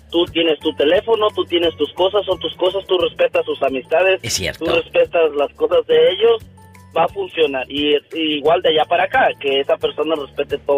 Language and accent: Spanish; Tlapacoya, Veracruz, Mexico; now in United States; De Tlapacoya